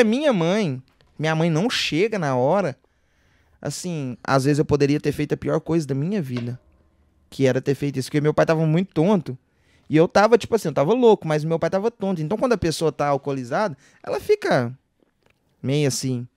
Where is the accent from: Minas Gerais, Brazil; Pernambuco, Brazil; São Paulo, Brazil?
Minas Gerais, Brazil; Divinópolis; sou nascido e criado lá, em Divinópolis